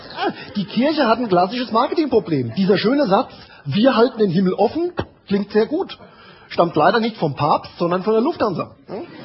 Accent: Amorbach, Bavaria, Germany; bin geboren, aufgewachsen in Amorbach

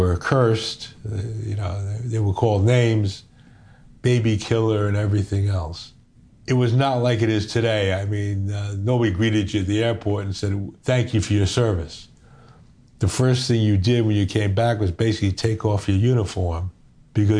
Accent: New York, United States; I was Jewish. I'm from New York

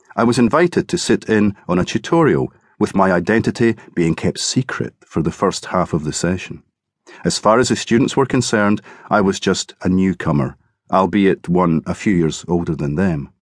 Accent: Cardenden, Scotland, United Kingdom; also born or lived in Edinburgh; back in my hometown of Carden Den

